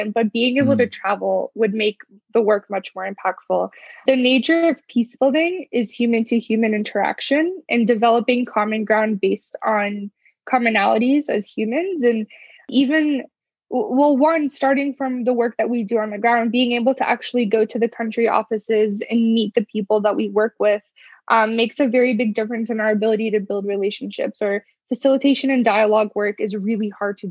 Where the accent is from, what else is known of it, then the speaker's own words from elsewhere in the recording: United States; someone who grew up and was born in the U.S. as a U.S. citizen